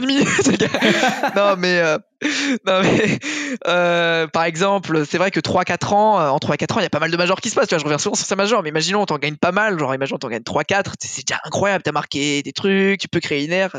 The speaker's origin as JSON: {"language": "French", "country": "France", "said": "maintenant je suis français"}